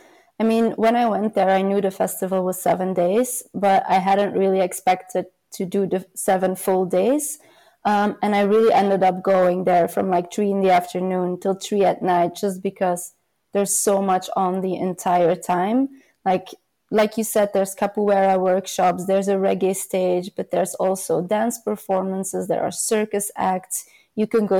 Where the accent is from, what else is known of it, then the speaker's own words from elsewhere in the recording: Belgium; mostly in Belgium, my home country